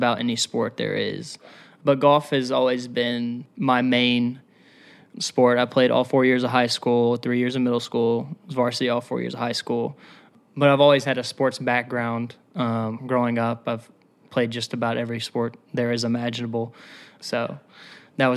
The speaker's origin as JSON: {"language": "English", "town": "Murfreesboro", "region": "Tennessee", "country": "United States", "said": "I'm from Murfreesboro, Tennessee"}